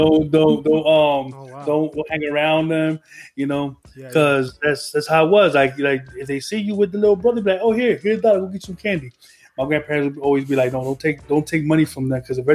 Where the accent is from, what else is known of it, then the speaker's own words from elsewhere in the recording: Trenton, New Jersey, United States; I grew up in East Trenton